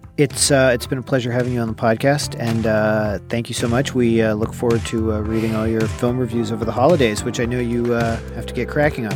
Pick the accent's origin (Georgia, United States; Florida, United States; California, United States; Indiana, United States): California, United States; Bay Area; growing up in the Bay Area